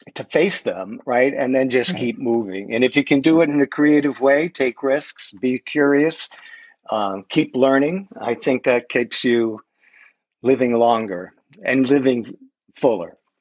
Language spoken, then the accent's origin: English; New England, United States; now in Trenton, United States; I'm originally from New England